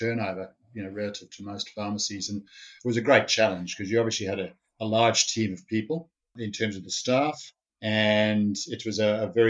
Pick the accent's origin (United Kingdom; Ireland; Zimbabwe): Zimbabwe; moved away as an adult; also born or lived in South Africa / Sydney, Australia; now in Canberra, Australia; I was born in Zimbabwe and grew up there and went to school and then ended up at university